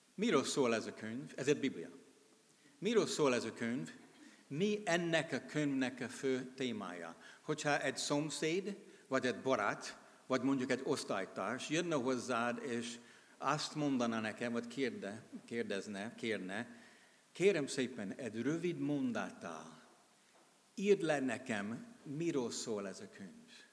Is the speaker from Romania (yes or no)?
no; United States; Hungarian is a second language; moved away as an adult; now in Hungary; amerikai vagyok, de 32 éve itt élek és szolgálok, mint missionárius.